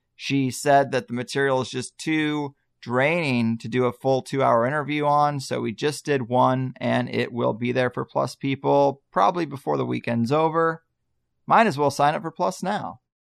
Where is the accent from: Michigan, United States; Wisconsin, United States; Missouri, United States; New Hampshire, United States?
Missouri, United States; Arnold; moved away; where I grew up in Arnold, Missouri.